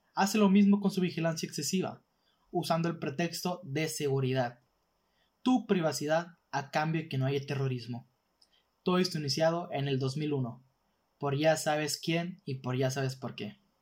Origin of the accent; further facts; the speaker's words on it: northern Mexico, Mexico; básicamente aquí en el norte